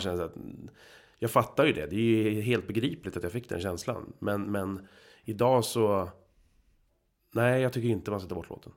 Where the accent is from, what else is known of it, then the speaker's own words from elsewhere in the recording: Huddinge, Stockholm County, Sweden; Geografiskt är jag uppväxt i Huddinge